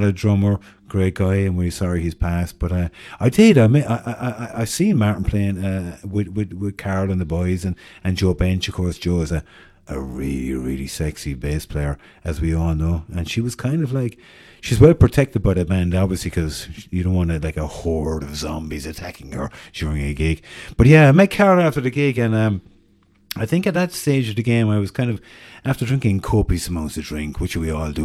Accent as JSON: {"language": "English", "town": "Cork", "region": "Munster", "country": "Ireland", "said": "she knew I was from Cork"}